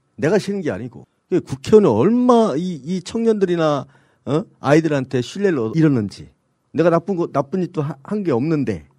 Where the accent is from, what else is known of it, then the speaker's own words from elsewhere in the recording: Sejong, South Korea; 제 고향이지만 세종시가